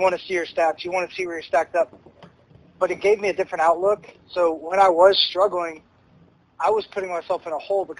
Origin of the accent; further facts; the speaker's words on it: Knoxville, Tennessee, United States; moved away as an adult; also born or lived in Murfreesboro, Tennessee; where I grew up in Knoxville